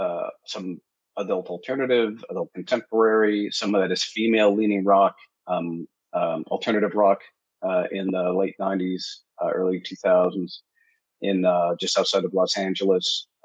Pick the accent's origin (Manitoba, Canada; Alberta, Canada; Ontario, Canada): Manitoba, Canada; Winnipeg; moved away; I am from Winnipeg, right in the sort of the Midwest there.